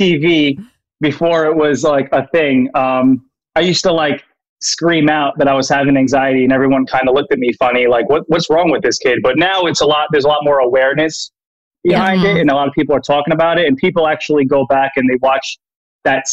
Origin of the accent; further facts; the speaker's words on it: New York, United States; I'm from New York.